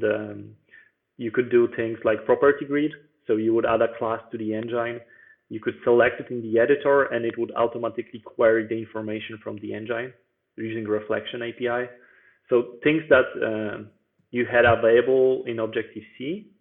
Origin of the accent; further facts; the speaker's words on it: Bydgoszcz, Kuyavian-Pomeranian Voivodeship, Poland; now in Warsaw, Poland; So I was born in Poland and in Bydgoszcz, actually, which is a different city that I live in right now, because right now I'm in the capital.